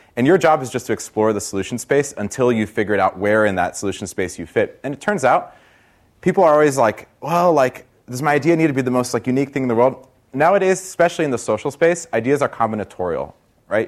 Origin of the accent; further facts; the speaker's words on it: Brazil; now in Silicon Valley, United States; I'm from Brazil originally